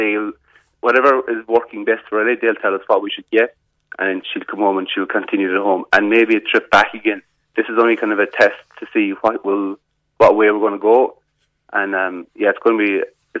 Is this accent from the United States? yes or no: no; Cork, Munster, Ireland; moved away; I'm originally from Cork